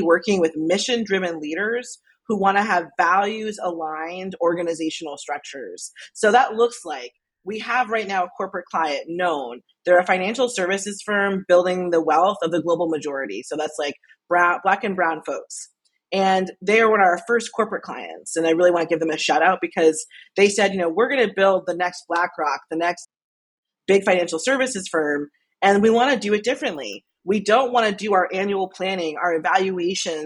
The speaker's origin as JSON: {"language": "English", "town": "Albany", "region": "New York", "country": "United States", "tie": "born or raised there", "said": "I grew up in Albany, New York"}